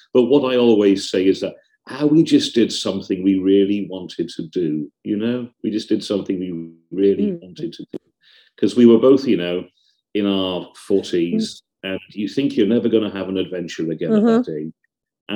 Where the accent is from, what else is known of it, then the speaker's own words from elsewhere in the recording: Swansea, Wales, United Kingdom; moved away as an adult; now in Venice, Italy; I'm from Swansea in South Wales, where I lived and where I went. I went to university in South Wales